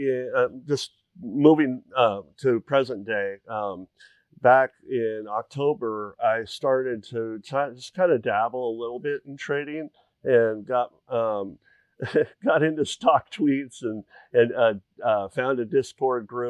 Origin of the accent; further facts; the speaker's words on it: the Northwest, Pacific Northwest, United States; moved away as an adult; now in Tucson, United States; I grew up in the Northwest all my life